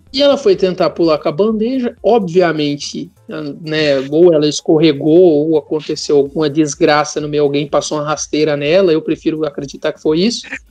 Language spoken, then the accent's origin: Portuguese; Porto Alegre, Rio Grande do Sul, Brazil; now in São Paulo, Brazil; quando eu era criança e morava em Porto Alegre